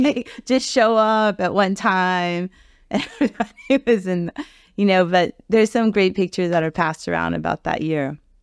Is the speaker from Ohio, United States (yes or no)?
no; Key Biscayne, Florida, United States; growing up on the Key